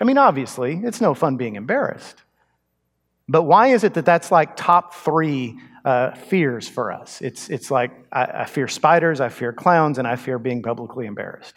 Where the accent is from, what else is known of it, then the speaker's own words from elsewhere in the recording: Texas, United States; also born or lived in Montgomery County, Texas; But I grew up in Texas. I grew up in a small town, actually out in the country with cattle.